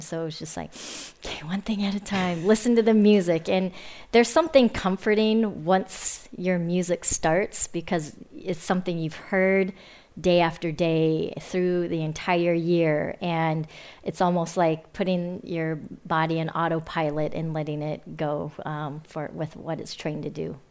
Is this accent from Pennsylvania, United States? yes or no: no; Fremont, California, United States; Fremont, which yeah. was also my hometown.